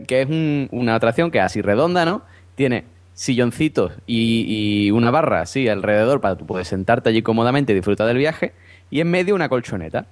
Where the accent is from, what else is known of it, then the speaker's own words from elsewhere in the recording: Cádiz, Andalusia, Spain; yo soy de Cádiz